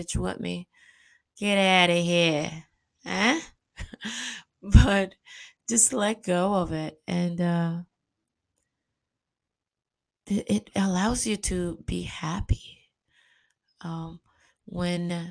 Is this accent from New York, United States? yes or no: yes; New York, United States; moved away; also born or lived in Caribbean; I love New York. It's my hometown.